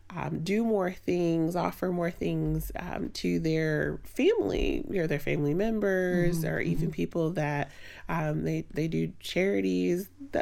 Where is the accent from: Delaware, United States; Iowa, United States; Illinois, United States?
Illinois, United States; Chicago; now in Indianapolis, United States; I'm originally from Chicago. We moved to the Indianapolis area in the early 90s and did all of my undergrad here in Indiana University.